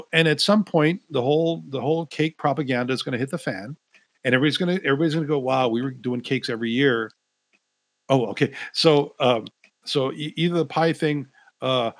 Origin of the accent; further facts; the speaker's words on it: Hawaii, United States; now in Seattle, United States; as a Hawaiian